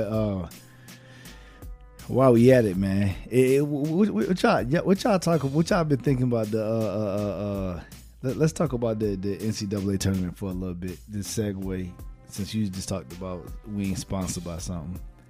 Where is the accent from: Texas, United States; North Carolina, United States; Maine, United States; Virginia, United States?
Virginia, United States; Virginia, man. It's my home state, man, Virginia.